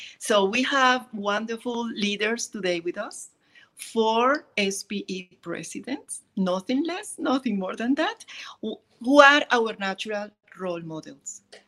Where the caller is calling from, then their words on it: Kuwait; I am connecting from Kuwait in what is the end of a very sunny day, beautiful day in Kuwait.